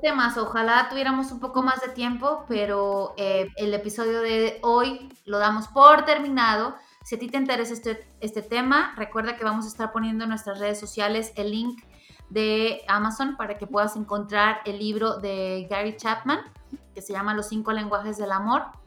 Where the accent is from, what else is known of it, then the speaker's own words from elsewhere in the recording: Mexico; como buena mexicana de barrio